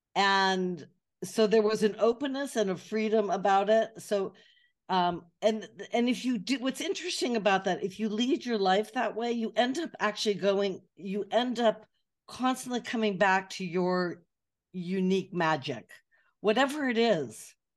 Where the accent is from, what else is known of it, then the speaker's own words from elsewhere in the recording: Atherton, California, United States; moved away as an adult; also born or lived in Glendale, California / Montecito, California; now in Paris, France; I grew up in California, which is now the, the part of California which is now known as Silicon Valley